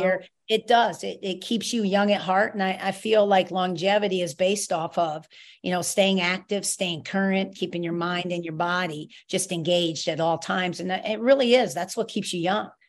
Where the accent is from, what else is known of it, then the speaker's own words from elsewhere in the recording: New York, United States; now in Rhode Island, United States; I'm a New Yorker.